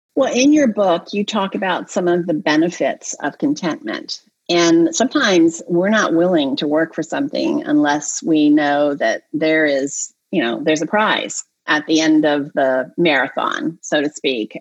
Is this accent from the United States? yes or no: yes; Delaware, United States; I grew up in Delaware